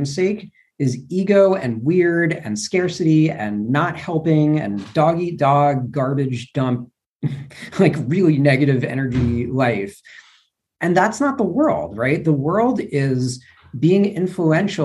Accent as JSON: {"language": "English", "region": "New York", "country": "United States", "also_born_or_lived": "Louisville, Kentucky", "moved": "yes", "said": "I'm from New York originally"}